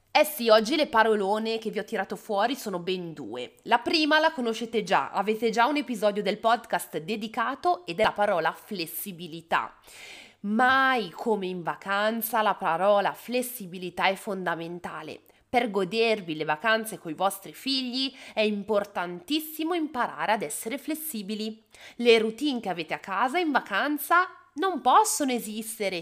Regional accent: Bergamo, Lombardy, Italy; Io sono di Bergamo

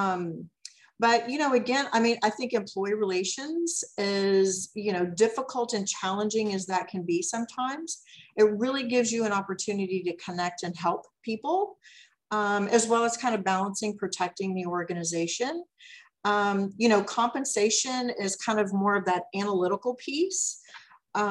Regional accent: Dallas, Texas, United States; also born or lived in Garland, Texas; I actually grew up in Dallas. And, you know, I went to high school in Garland

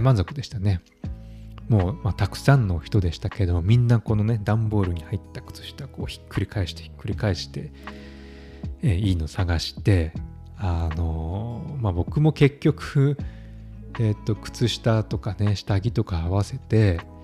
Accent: Kansai, Japan; now in Stockholm, Sweden; 私は関西出身なので子供の頃から漫才や吉本新喜劇などを見て育ちました

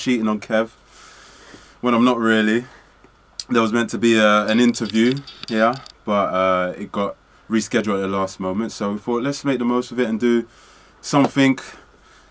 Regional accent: London, United Kingdom; I was born in Park Royal Hospital

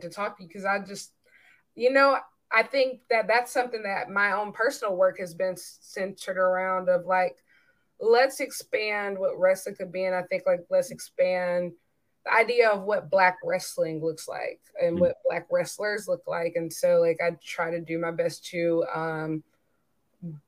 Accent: South Carolina, United States; I'm from South Carolina

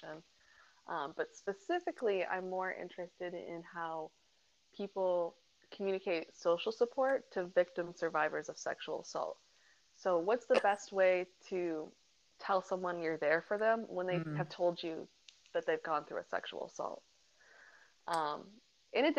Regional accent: Muskegon, Michigan, United States; I am from Muskegon, Michigan, on the west side of Michigan

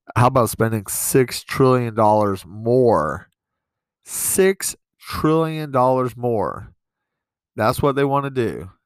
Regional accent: East Coast, United States; also born or lived in New York; now in Montana, United States; I'm from the East Coast, but I've lived in New York for a while.

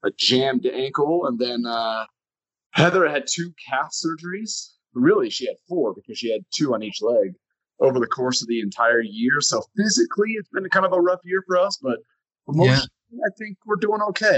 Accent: Connecticut, United States; moved away; I grew up in Connecticut

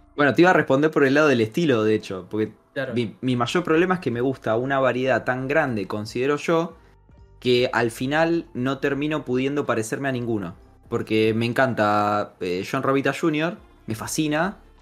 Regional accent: Argentina; yo soy un argentino extraño, hincha de huracán

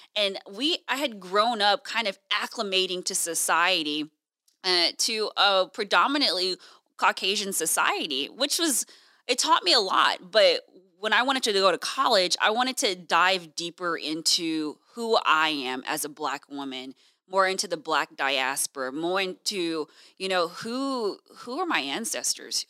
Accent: Houston, Texas, United States; moved away as an adult; also born or lived in Washington, D.C. / Illinois; now in Fresno, United States; I'm originally from Houston, Texas

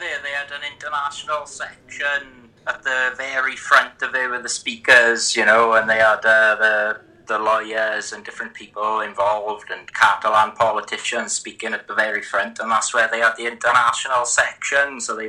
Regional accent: Tredegar, Wales, United Kingdom; from Tredegar in Blaenau Gwent.

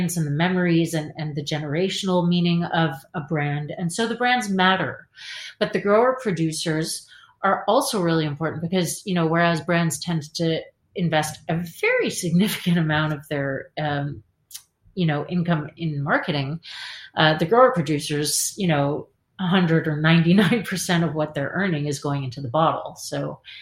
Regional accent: Canada; moved away as an adult; now in Paris, France; I'm Canadian.

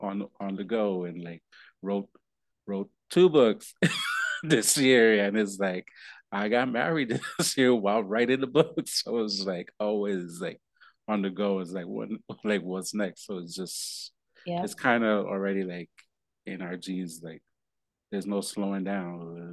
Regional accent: New York, United States; No, that's so real, especially, growing up in New York, that's be like

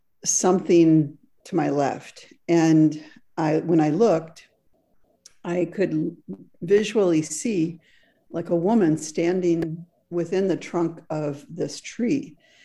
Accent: Frankfurt, Hesse, Germany; English is a second language; When I was a little girl growing up in Frankfurt, Germany, which is where I was born, there was a park adjacent to our home.

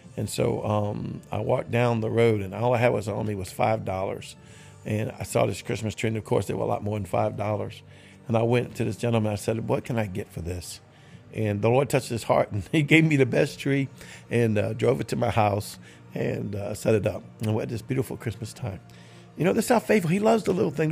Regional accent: New Orleans, Louisiana, United States; I'm from New Orleans.

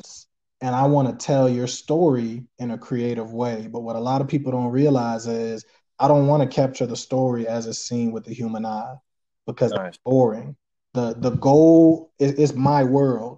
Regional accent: Charleston, South Carolina, United States; also born or lived in New York; I was born in New York, but I grew up most of my life right down on James Island, here out here in Charleston, South Carolina

